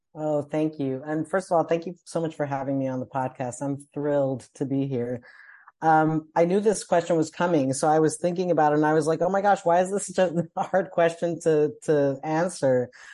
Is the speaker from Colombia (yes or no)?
yes; Colombia; moved away as an adult; I'm from Columbia, South America, so I went home